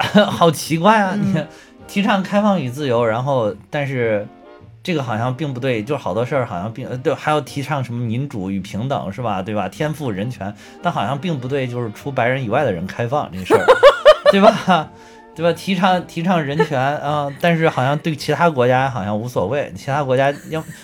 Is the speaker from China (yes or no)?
yes; China; 我们中国人